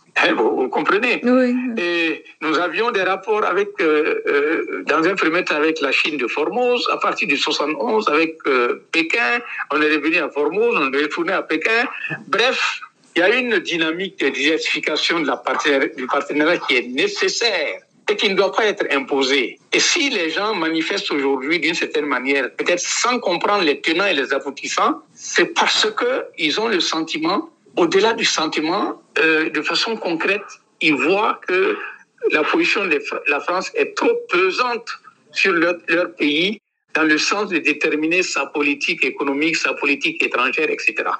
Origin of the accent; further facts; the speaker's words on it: Tougan, Boucle du Mouhoun, Burkina Faso; J'étais à l'école primaire dans ma ville natale, dans le nord-ouest du Burkina Faso, à Tougan